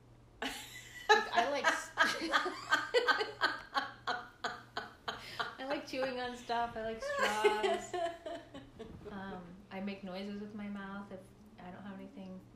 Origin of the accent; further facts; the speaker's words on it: California, United States; I grew up in California